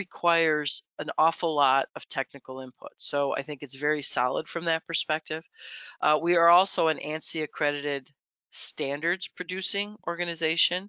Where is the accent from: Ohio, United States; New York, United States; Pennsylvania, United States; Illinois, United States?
New York, United States; Buffalo; I'm from Buffalo